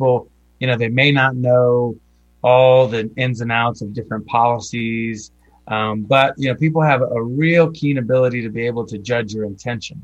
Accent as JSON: {"language": "English", "area": "Roanoke Valley", "region": "Virginia", "country": "United States", "tie": "born or raised there", "said": "We settled here in the early 80s in the western part of Virginia in the Roanoke Valley."}